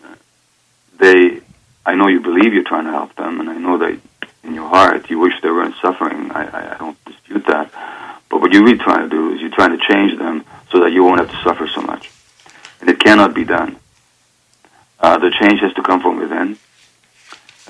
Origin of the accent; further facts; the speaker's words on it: Budapest, Hungary; I was born in Budapest, Hungary, in 1944, January, so 71 and a half years ago now.